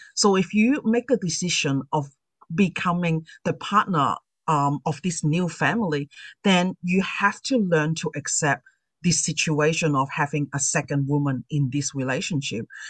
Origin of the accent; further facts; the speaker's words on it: Sydney, New South Wales, Australia; I'm from Sydney, Australia.